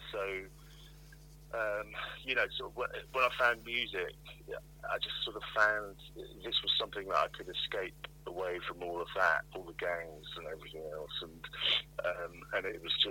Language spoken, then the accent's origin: English; Plymouth, South West England, United Kingdom; moved away; also born or lived in London; I was growing up in Plymouth. I was going to school in Plymouth